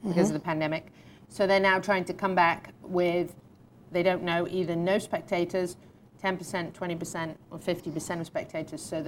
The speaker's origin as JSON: {"language": "English", "country": "United Kingdom", "moved": "yes", "said": "I'm a Brit"}